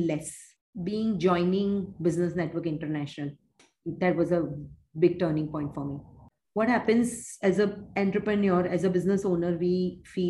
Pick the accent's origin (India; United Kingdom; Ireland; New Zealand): India; Mumbai, Maharashtra; born or raised there; moved away as an adult; also born or lived in Uganda